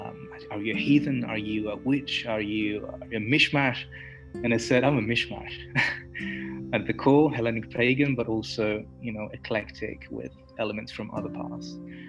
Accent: Greece; I'm a Hellenistic pagan. I was born in Greece. I was born a few kilometers away from the biggest temple of Dionysus.

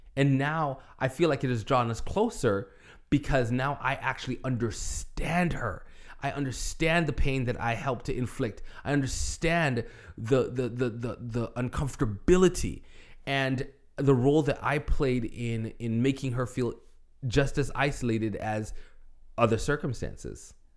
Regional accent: Toronto, Ontario, Canada; moved away as an adult; also born or lived in Buffalo, New York / Michigan; I was in Toronto. I was in ministry. I was in my hometown with my family.

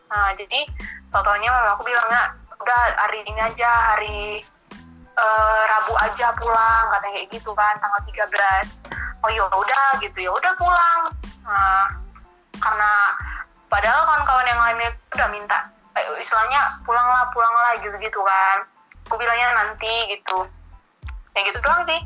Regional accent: Batam, Riau Islands, Indonesia; Uh, aku berasal dari

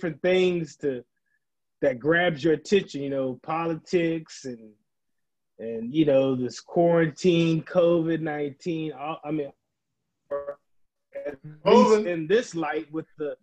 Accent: San Antonio, Texas, United States; now in Iowa, United States; I'm in Iowa, but I'm originally from San Antonio, Texas

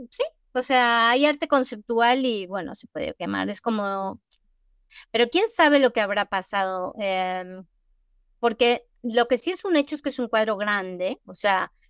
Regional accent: Mexico; Porque yo soy, yo soy mexicana. mi alma es mexicana.

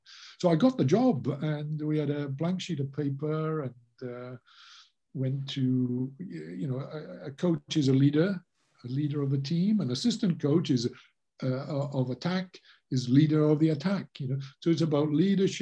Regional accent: Wales, United Kingdom; I'm Welsh through and through

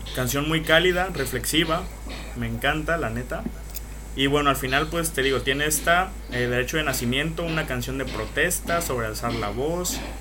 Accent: Veracruz, Mexico; mi pinche tierra Veracruz

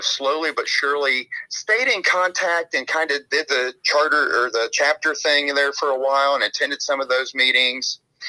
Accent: Kentucky, United States; The state was always being run out of Louisville, which is about an hour away from my hometown.

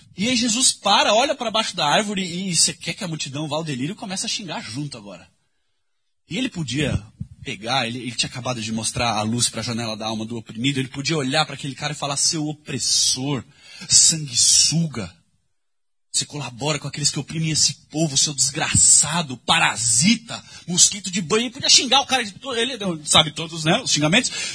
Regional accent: São Paulo, Brazil; Quando eu era adolescente, cresci aqui na Vila Madalena

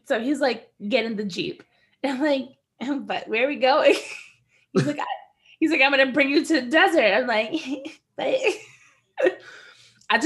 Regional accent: United States; as an American in the Middle East

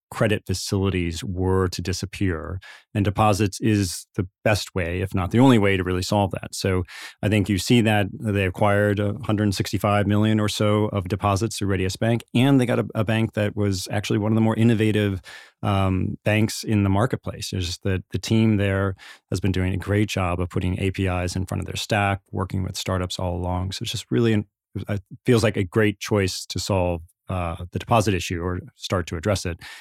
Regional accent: Indiana, United States; I was born in Indiana, grew up in the Midwest.

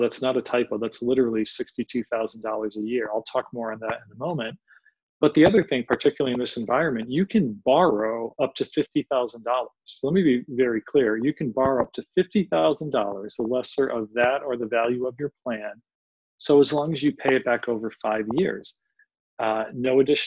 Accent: Philadelphia, Pennsylvania, United States; I'm from Philadelphia, from the city of brotherly love

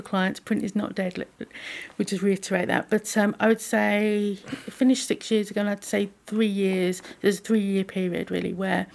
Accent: Hornchurch, London, United Kingdom; also born or lived in Upminster; I come from Essex. So yeah. I was brought up in Hornchurch

